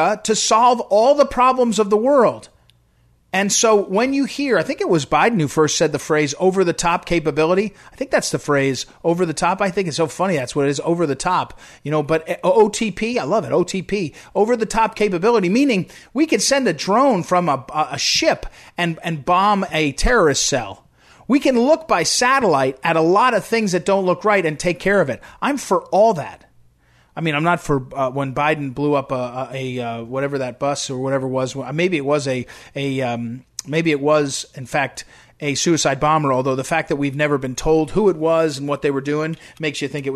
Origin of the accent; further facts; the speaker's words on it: United States; as an American